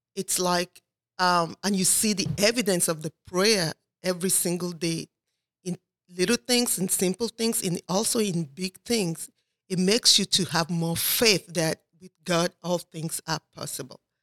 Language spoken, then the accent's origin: English; Nigeria; moved away; I'm originally from Nigeria, but I've lived here for thirty-four years